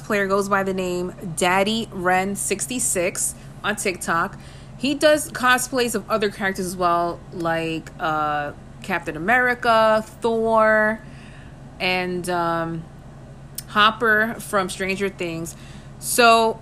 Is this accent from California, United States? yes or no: no; New York City, New York, United States; I'm from the Bronx